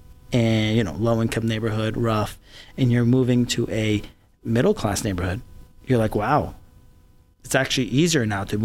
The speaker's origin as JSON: {"language": "English", "town": "Paterson", "region": "New Jersey", "country": "United States", "tie": "born or raised there", "also_born_or_lived": "Syria", "moved": "yes", "said": "And then when I was three, my mom, myself, and my sister came to New Jersey. And I grew up in this area, Prospect Park, Paterson, New Jersey, which is like a Middle Eastern ghetto. And that's where my childhood was."}